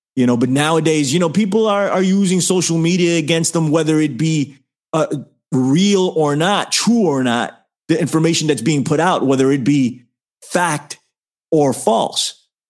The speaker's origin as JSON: {"language": "English", "town": "New York City", "region": "New York", "country": "United States", "said": "I'm from the Bronx"}